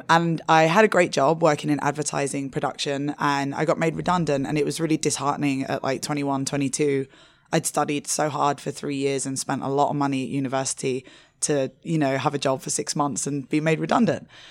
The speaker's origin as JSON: {"language": "English", "region": "London", "country": "United Kingdom", "also_born_or_lived": "Asia", "moved": "as an adult", "said": "I'm originally from London, and I moved to Asia when I was twenty-four"}